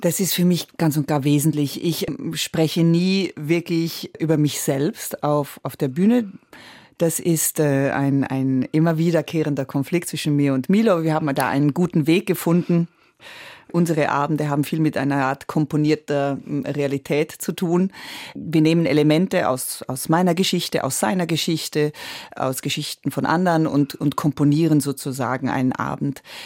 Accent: Switzerland; accent: Swiss German; first language Italian; German is a second language; Ich rechne auf Schweizerdeutsch. Oder ich merke, wenn ich sehr, sehr schwach bin oder sehr krank oder sowas, ist das, was am ehesten tatsächlich bleibt, das Schweizerdeutsche, obwohl ich das erst mit zehn gelernt habe. Also meine erste Sprache war Italienisch

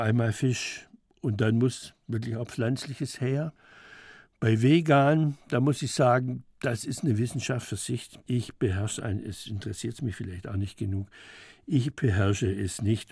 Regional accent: Schwäbisch Gmünd, Baden-Württemberg, Germany; moved away as an adult; now in Stuttgart, Germany; in Schwäbisch Gmünd war das, da war ich 18 Jahre lang in meinem Heimatort

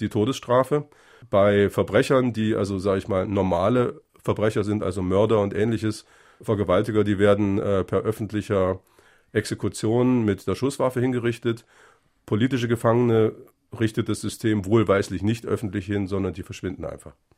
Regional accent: Germany; Ich bin in der DDR geboren, für mich war die Bundesrepublik immer Ausland

